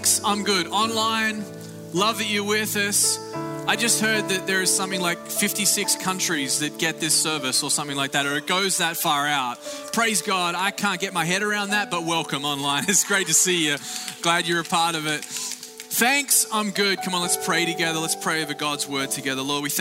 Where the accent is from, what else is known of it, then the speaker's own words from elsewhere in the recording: Australia; now in Florida, United States; greetings from Australia